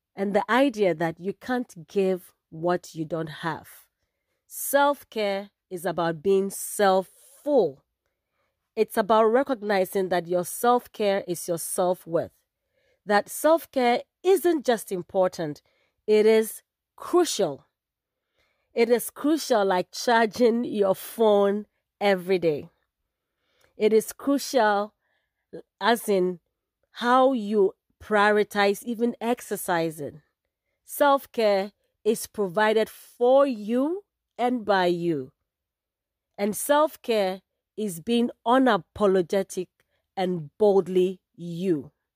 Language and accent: English; Ghana; moved away as an adult; also born or lived in California, United States; now in Bay Area, California, United States; I guess that gives away where in Africa I am from. I am proudly Ghanaian